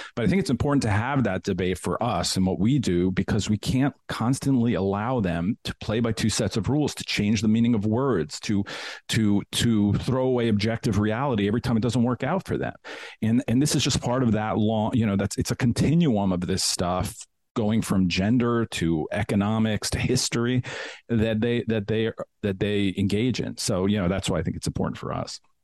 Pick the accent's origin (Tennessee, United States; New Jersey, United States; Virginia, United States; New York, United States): New York, United States; moved away; also born or lived in Washington, D.C. / Denver; I loved New York when, you know, I grew up there and I love the city.